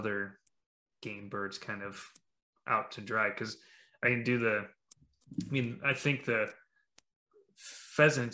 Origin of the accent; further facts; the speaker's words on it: Iowa, United States; we're from Iowa